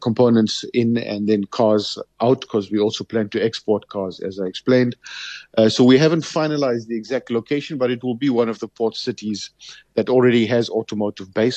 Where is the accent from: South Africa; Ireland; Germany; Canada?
South Africa; as a South African